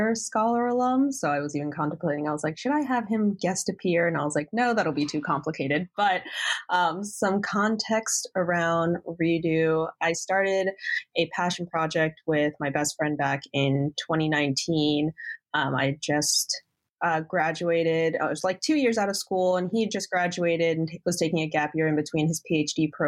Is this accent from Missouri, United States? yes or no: no; West Chester, Pennsylvania, United States; I grew up here in Westchester, Pennsylvania